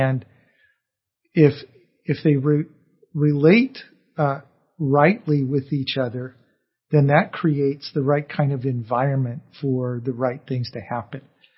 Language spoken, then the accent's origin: English; California, United States; So I grew up in Orange County, and before they began to clean the air, we actually had smog days where the air got so bad